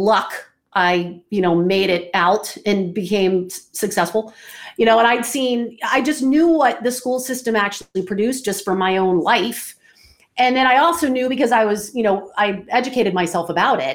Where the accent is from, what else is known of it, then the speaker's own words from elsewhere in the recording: Atlanta, Georgia, United States; moved away as an adult; also born or lived in Orlando, Florida / Reno, Nevada; I'm from Atlanta, I'm in Orlando, then all of a sudden I'm heading out west